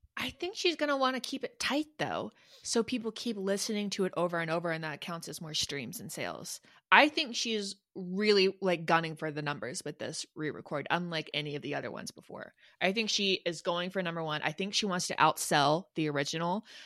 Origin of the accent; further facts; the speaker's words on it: Atlanta, Georgia, United States; Music Midtown. It's this, like, small little fall festival my hometown puts on